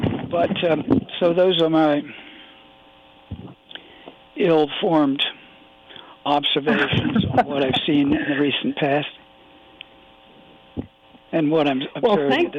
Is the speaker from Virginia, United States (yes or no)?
yes; Virginia, United States; I was raised in Virginia, and I didn't know until I was in my late teens that some of my friends had been Jewish and some had been Catholic, because in my part of Virginia